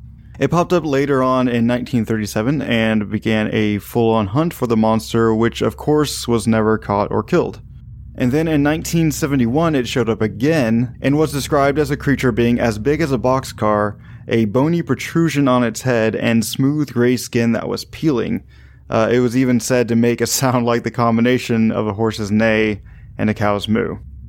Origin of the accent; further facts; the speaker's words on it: Northwest Arkansas, United States; I'm from Northwest Arkansas. This is my hometown legend. There's a river near me called the White River.